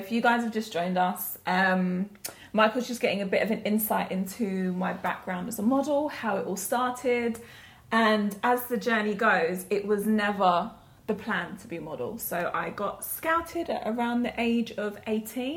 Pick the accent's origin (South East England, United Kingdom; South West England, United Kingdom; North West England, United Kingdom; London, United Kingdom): London, United Kingdom; moved away as an adult; also born or lived in Vauxhall, Lambeth; now in New York, United States; I now live in New York. I've been in New York for 6 months, but I was actually born and raised in Southwest London